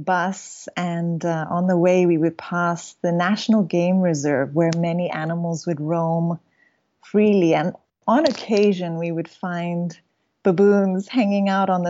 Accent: Kenya; also born or lived in United States / Iran; So I was born in the U.S. We moved to Iran when I was 2. At the age of 5, we moved to Kenya. So I was raised in Kenya all through high school.

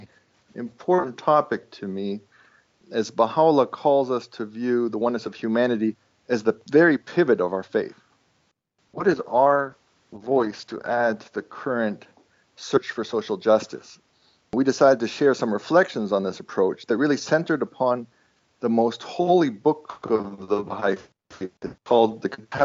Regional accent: Toronto, Ontario, Canada; first language Estonian; English is a second language; as an Estonian growing up in Canada

